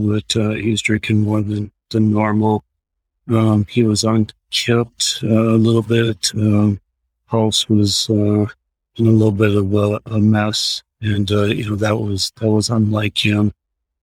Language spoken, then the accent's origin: English; Austin, Minnesota, United States; also born or lived in Seattle, Washington; now in Washington, D.C., United States; my father in my hometown lived in Austin, Minnesota